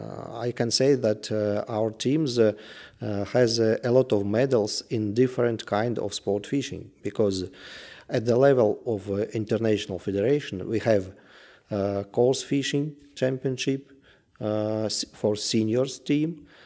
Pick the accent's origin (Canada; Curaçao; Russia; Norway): Russia; English is a second language; I am from Russia.